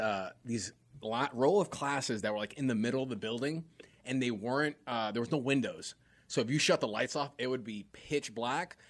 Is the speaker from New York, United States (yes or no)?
yes; New York, United States; moved away as an adult; also born or lived in Greensboro, North Carolina; growing up in New York, which is just its own place in itself. And I grew up in very, like, uh, you know, inner, like, inner city type neighborhood